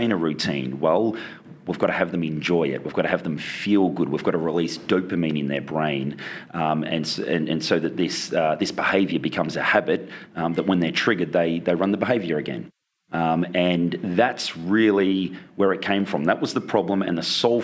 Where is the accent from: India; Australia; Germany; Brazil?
Australia; moved away as an adult; also born or lived in Chicago, United States; now in Laguna Beach, United States; I'm from Australia. I came out to the States in 2011